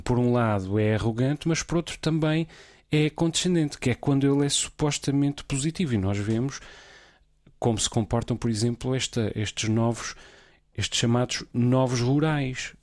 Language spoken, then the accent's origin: Portuguese; Azores, Portugal; moved away; also born or lived in Lisbon, Portugal; eu, enquanto açoriano